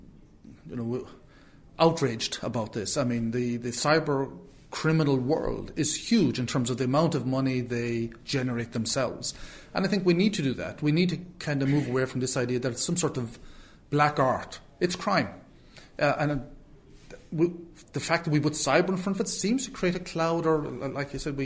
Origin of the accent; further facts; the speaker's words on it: Clare, Munster, Ireland; I'm from Clare